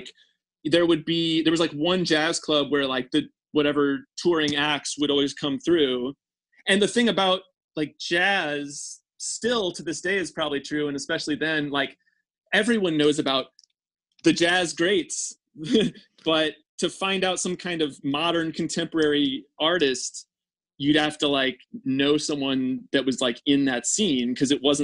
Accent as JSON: {"language": "English", "town": "St. Louis", "region": "Missouri", "country": "United States", "tie": "born or raised there", "moved": "yes", "said": "I grew up in St. Louis suburbs"}